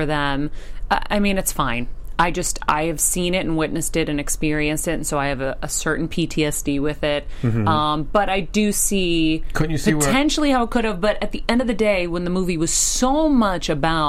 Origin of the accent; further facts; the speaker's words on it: Medford, Massachusetts, United States; I'm from Medford